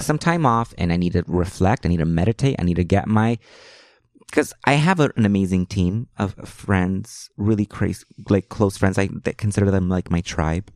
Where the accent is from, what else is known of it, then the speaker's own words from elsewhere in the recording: Los Angeles, California, United States; first language Spanish; I grew up in Hollywood. I went to Hollywood High School.